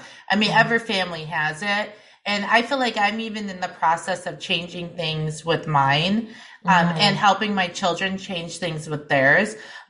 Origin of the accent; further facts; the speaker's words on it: Paso Robles, California, United States; now in Central Wisconsin, United States; where I grew up is a lot of, it's Paso Robles, California